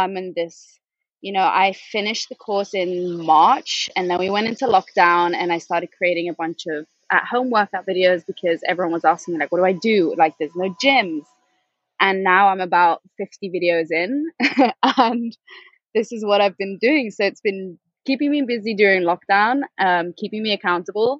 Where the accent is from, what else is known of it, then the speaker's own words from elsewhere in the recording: Spain; moved away as an adult; also born or lived in Manchester, United Kingdom / London, United Kingdom; I was born and raised in Spain. My mom's Norwegian. My dad is Dutch. I grew up in Spain